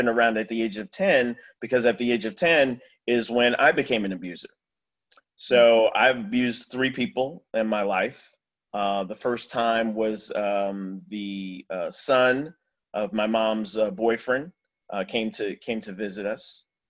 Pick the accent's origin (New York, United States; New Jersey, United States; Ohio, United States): New Jersey, United States; I grew up in New Jersey